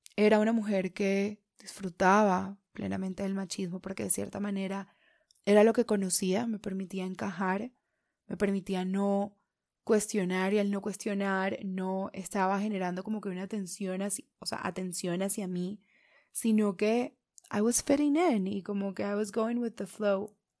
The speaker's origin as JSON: {"language": "Spanish", "region": "Caribbean region of Colombia", "country": "Colombia", "tie": "born or raised there", "said": "los que crecimos en zonas del Caribe"}